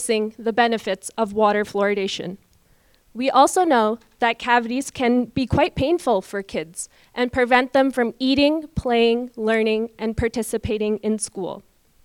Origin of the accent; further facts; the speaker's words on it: Calgary, Alberta, Canada; I was born and raised in Calgary